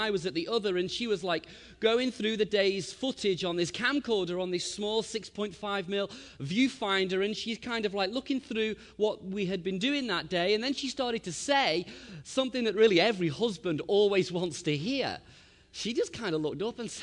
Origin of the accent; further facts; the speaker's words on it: Liverpool, North West England, United Kingdom; we're from Liverpool, England